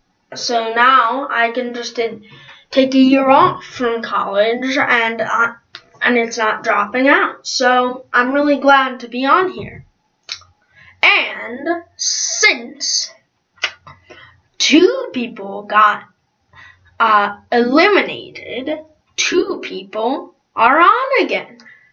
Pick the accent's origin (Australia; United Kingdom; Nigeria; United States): Australia; D-well, sorry, this is my British accent, because everybody thinks that I'm British, even though I'm Australian.